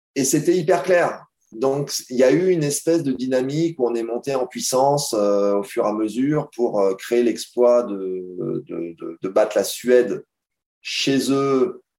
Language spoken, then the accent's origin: French; France; en tant que Français